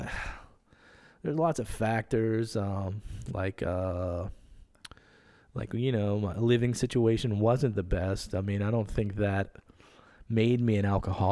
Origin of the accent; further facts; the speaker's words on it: Metairie, Louisiana, United States; I was born in Metairie